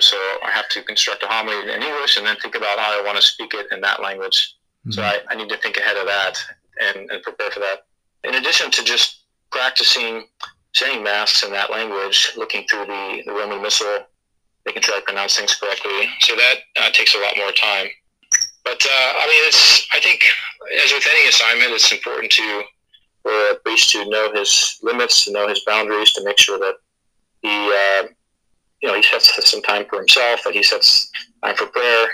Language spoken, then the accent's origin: English; United States; moved away as an adult; now in Papua New Guinea; as an American, as a Westerner